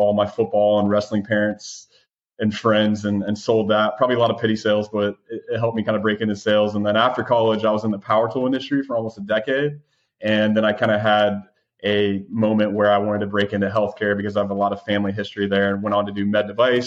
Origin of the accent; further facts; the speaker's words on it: Ohio, United States; moved away as an adult; also born or lived in Georgia; So originally grew up in Ohio